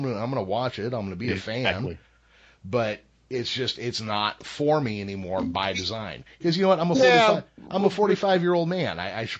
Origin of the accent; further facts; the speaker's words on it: Modesto, California, United States; I grew up in George Lucas's hometown. I was 4 years old when Star Wars came out.